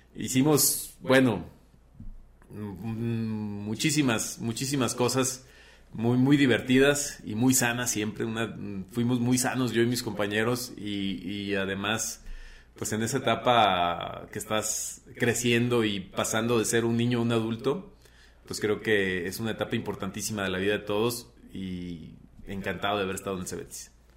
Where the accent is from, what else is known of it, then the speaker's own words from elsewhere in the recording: Teocaltiche, Jalisco, Mexico; also born or lived in Aguascalientes; Nací, bueno, con muchos teocaltichenses en un hospital en Aguascalientes, pero soy de Teocaltiche, Jalisco